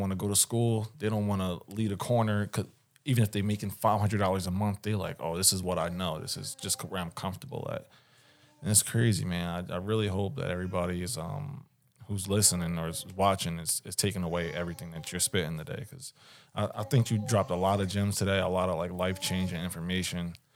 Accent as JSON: {"language": "English", "town": "Philadelphia", "region": "Pennsylvania", "country": "United States", "tie": "born or raised there", "said": "growing up in West Philly"}